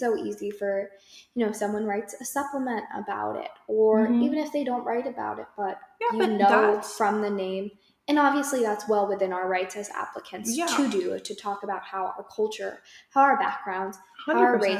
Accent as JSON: {"language": "English", "town": "Raleigh", "region": "North Carolina", "country": "United States", "said": "We're both Indian American students from Raleigh area, like RTP area"}